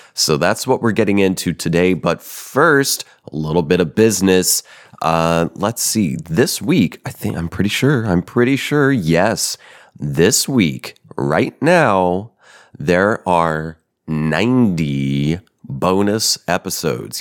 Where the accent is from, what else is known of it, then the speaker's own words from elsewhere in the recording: Denver, Colorado, United States; moved away; I'm a Colorado baby, born and partially raised. Yep, I'm from Denver.